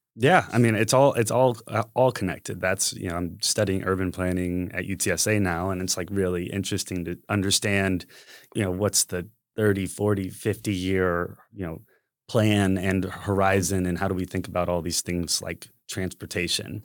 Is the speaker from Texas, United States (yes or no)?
yes; San Antonio, Texas, United States; I was born and raised here in San Antonio